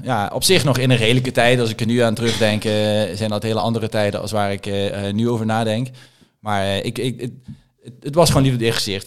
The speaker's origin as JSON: {"language": "Dutch", "region": "Limburg", "country": "Netherlands", "tie": "born or raised there", "also_born_or_lived": "Randstad", "moved": "as an adult", "said": "Ik ben in Limburg opgegroeid."}